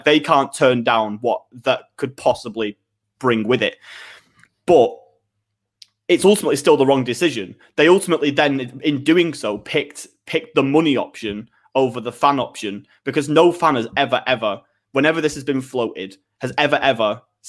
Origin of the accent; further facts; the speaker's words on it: Manchester, North West England, United Kingdom; we're from Manchester, so we're better fans than you nonsense.